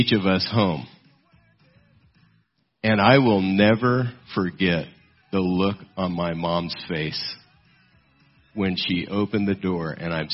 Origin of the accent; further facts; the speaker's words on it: South Gate, California, United States; I grew up in Southgate, California